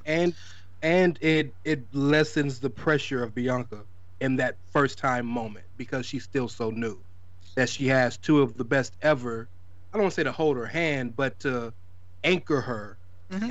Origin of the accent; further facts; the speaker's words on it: the South, United States; I'm from the South